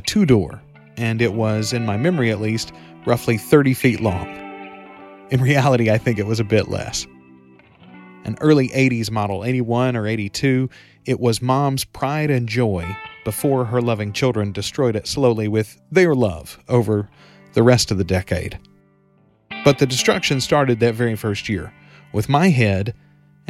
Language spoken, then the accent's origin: English; Morehouse Parish, Louisiana, United States; I was born in Morehouse Parish General Hospital on the morning of September 21st, 1981